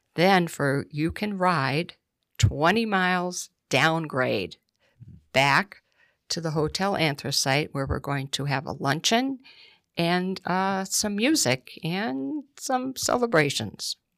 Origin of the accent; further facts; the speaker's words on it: Scranton, Pennsylvania, United States; moved away as an adult; now in Clifford Township, United States; originally from Scranton